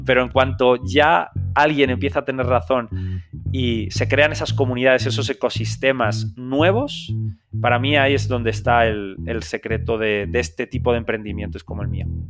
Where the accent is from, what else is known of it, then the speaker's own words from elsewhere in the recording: Zamora, Castile and León, Spain; accent: español; moved away as an adult; also born or lived in Madrid; yo soy un, un español de una ciudad muy pequeña de España que se llama Zamora